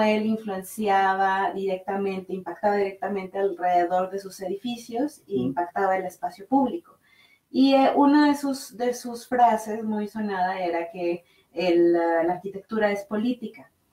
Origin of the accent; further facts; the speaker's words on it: Monterrey, Nuevo León, Mexico; moved away as an adult; now in Mexico City, Mexico; yo soy de Monterrey